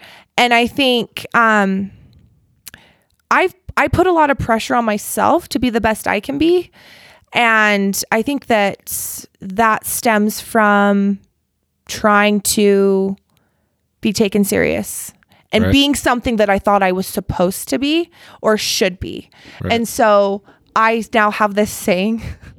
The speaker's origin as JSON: {"language": "English", "town": "Provo", "region": "Utah", "country": "United States", "tie": "born or raised there", "said": "Good old Provo. Okay. Still live in Provo."}